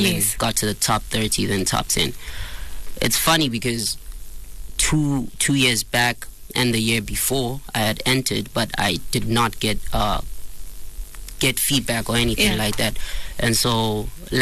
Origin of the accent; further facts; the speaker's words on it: Tembisa, Gauteng, South Africa; I grew up in Tembisa, so it's not a lot of hope there